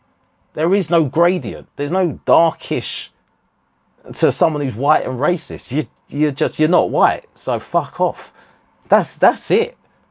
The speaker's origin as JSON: {"language": "English", "town": "Harlow", "region": "East of England", "country": "United Kingdom", "tie": "born or raised there", "said": "growing up in Harlow"}